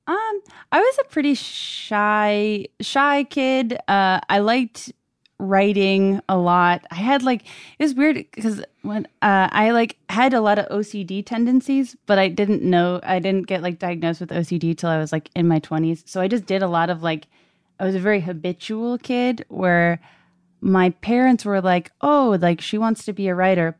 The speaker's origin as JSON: {"language": "English", "town": "Brockton", "region": "Massachusetts", "country": "United States", "moved": "yes", "said": "I'm from Brockton, Massachusetts."}